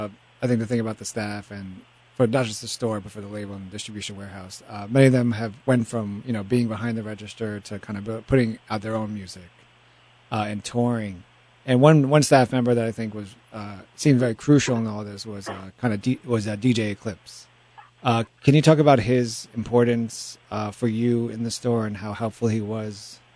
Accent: New York City, New York, United States; I was 15 years old at the time. I grew up in Washington Heights.

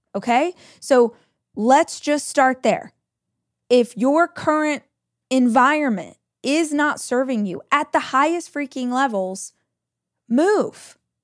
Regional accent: Southern California, United States; moved away as an adult; now in Austin, United States; I moved from Southern California, where I had lived my entire life, to Austin, Texas.

